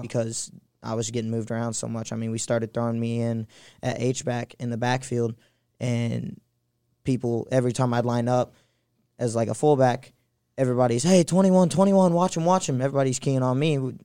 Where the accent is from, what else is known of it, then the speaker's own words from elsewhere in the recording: St. Louis, Missouri, United States; I'm from Saint Louis